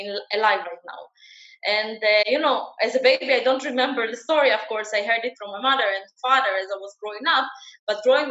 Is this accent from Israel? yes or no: yes; Israel; also born or lived in Ukraine; I'm Israeli, I live in Israel, but I was not born here. I was born in Ukraine in 1986.